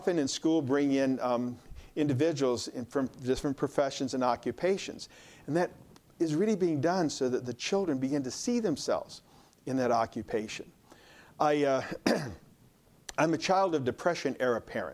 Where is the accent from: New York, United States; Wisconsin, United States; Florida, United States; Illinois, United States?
Illinois, United States; Hinsdale; I grew up in Hinsdale, Illinois, and we had two room school, 1 to 4, 5 to 8